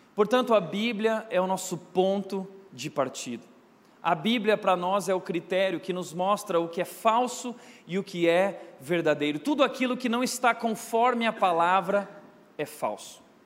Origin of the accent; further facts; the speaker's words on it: Rio Grande do Sul, Brazil; Eu nasci no Rio Grande do Sul